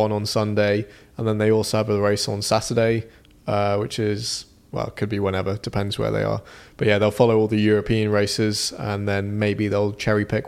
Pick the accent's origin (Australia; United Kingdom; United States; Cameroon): United Kingdom; I'm British